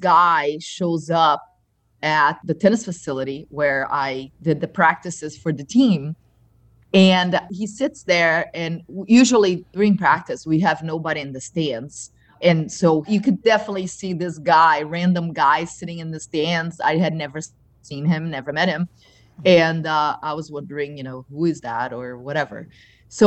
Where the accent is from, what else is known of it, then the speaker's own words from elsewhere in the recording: Brazil; moved away as an adult; also born or lived in Michigan; now in Naples, United States; being Brazilian